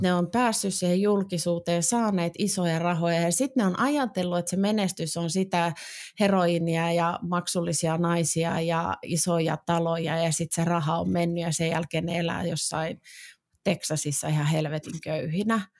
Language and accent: Finnish; Vantaa, Uusimaa, Finland; mä oon Vantaalta